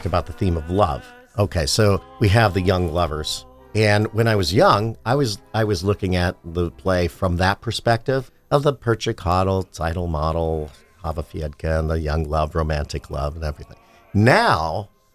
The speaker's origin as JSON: {"language": "English", "town": "Swoyersville", "region": "Pennsylvania", "country": "United States", "tie": "born or raised there", "said": "I grew up in Suarezville, native of northeastern Pennsylvania"}